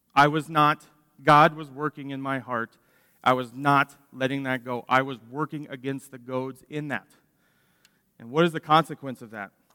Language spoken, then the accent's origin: English; Dallas, Texas, United States; I grew up in Dallas, loving watching baseball